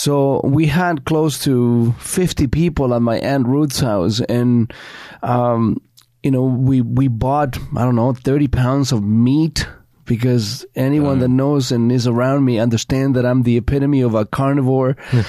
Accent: Chile; moved away; You know, growing up in Chile in the 50s and 60s, it wasn't certainly a cakewalk.

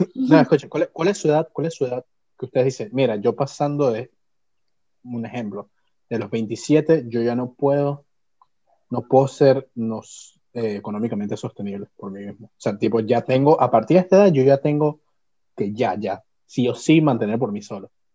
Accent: Venezuela; also born or lived in Peru; now in Lima, Peru; Cuando llegué de Venezuela aquí, porque aquí yo vivía, aquí cuando llegué yo, yo vine a vivir con mi abuelo.

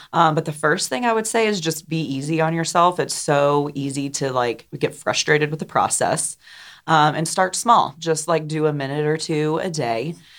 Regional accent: Johnson City, Tennessee, United States; moved away as an adult; also born or lived in New York City / Portland; I grew up here in Johnson City, born and raised

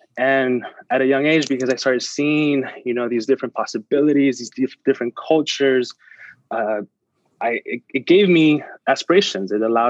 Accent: Bellflower, California, United States; first language Spanish; English is a second language; also born or lived in San Luis Río Colorado, Mexico; I was born in Bellflower, California, 1990. So that puts me at my 30-year mark

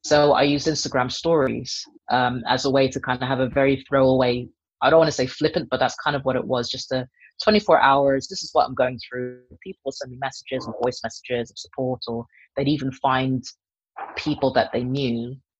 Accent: Kenya; moved away as an adult; now in United Kingdom; I am a Kenyan born and raised part Dutch person who moved to Kenya when she was about 15 or so, which is why I don't sound remotely Kenyan, even though I'm fully Kenyan.

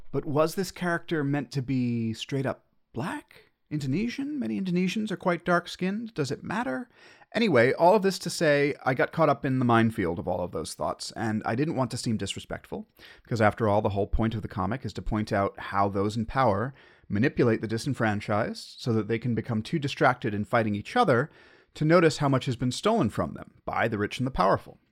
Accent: United States; as an American

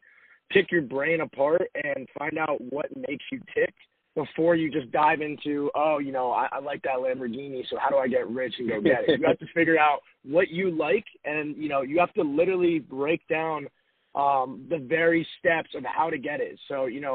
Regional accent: Robbinsville, New Jersey, United States; moved away as an adult; also born or lived in Arizona; I am originally from Robbinsville, New Jersey, very small town. Grew up there, went to high school there

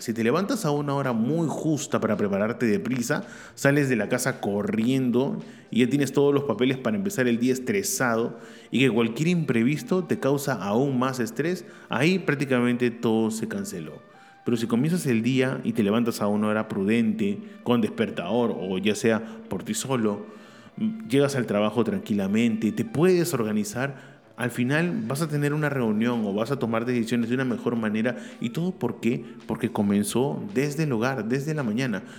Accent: Peru; also born or lived in Barcelona; acá en mi país, Perú

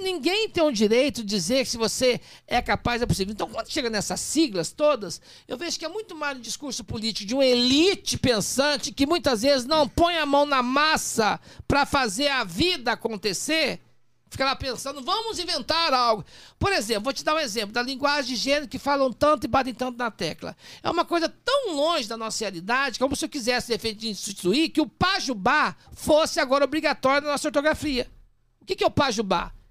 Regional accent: Poços de Caldas, Minas Gerais, Brazil; also born or lived in Machado / Serrania; now in São Paulo, Brazil; Nasci em Machado, fui criado em Serrania e Poços Caldas

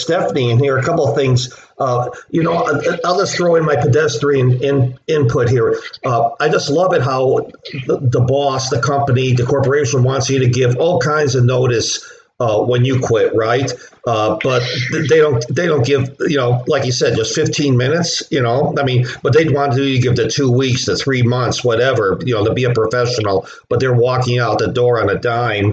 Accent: Chicago, Illinois, United States; I grew up in Chicago

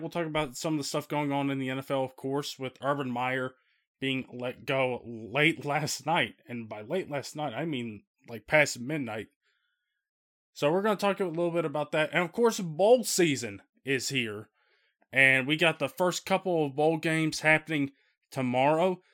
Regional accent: Midwest, United States; the storms that were happening around the Midwest on Friday night and with power being knocked out here in my hometown

